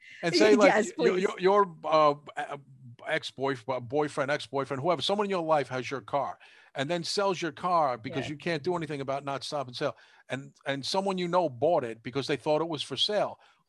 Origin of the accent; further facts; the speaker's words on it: New York, United States; I'm a New Yorker.